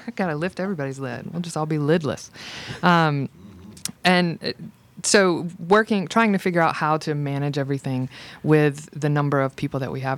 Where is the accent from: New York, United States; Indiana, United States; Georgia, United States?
Georgia, United States; Macon; moved away as an adult; also born or lived in Virginia / Philadelphia; now in Roswell, United States; I'm from Macon, Georgia. I went to Central High School in Macon, Georgia